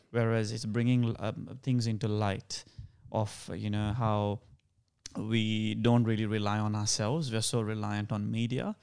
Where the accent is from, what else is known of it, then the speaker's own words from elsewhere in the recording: Sri Lanka; accent: Sri Lankan; now in Australia; Even though I don't sound Indian, I actually sound more Sri Lankan.